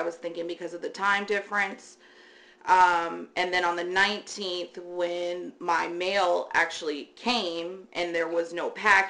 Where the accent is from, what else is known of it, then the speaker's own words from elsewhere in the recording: Seattle, Washington, United States; also born or lived in Virginia; I lived in Virginia, and we worked there. I just recently came back to Seattle in 2019.